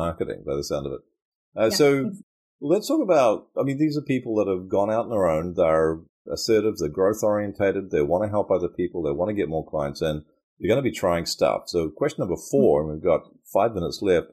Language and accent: English; Auckland, New Zealand; now in Queensland, Australia; The city of sails and the city of four seasons in one day, and my hometown